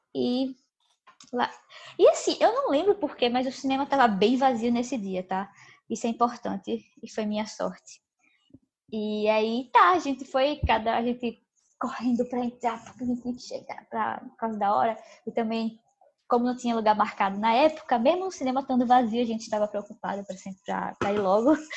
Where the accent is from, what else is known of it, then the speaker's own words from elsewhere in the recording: Recife, Pernambuco, Brazil; Mas a gente é de Recife